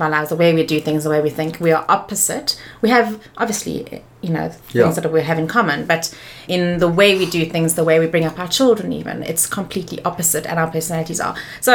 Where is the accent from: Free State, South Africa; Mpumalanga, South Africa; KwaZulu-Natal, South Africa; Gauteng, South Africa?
Gauteng, South Africa; Johannesburg; also born or lived in Pretoria; I'm from Joburg.